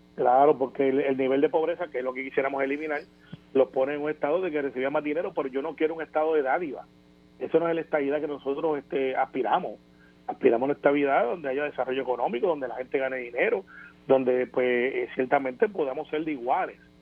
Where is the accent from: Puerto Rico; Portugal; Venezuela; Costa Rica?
Puerto Rico